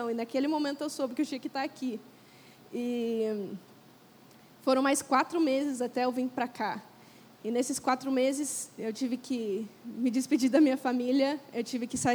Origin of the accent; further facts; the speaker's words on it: Curitiba, Paraná, Brazil; eu sou de Curitiba